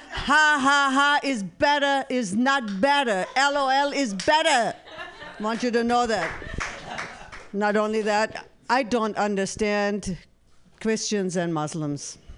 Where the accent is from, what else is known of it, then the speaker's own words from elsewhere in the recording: San Francisco, California, United States; since I'm from San Francisco, I'm going to uh, invite and invent an app.